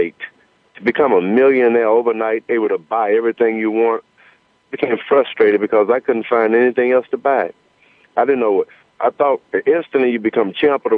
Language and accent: English; United States; I was from America